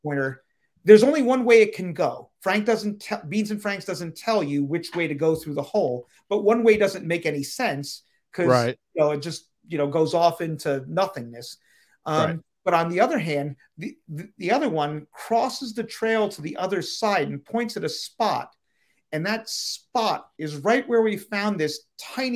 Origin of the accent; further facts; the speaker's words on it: Pennsylvania, United States; my home state of Pennsylvania